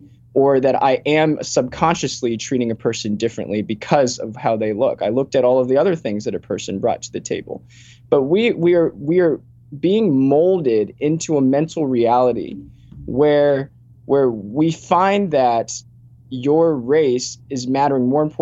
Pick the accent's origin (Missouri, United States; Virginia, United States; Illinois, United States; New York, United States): Virginia, United States; Richmond; I lived in a very diverse community, a lot of Chinese people, Indian people, Black Americans, White Americans. I grew up in Virginia and Richmond.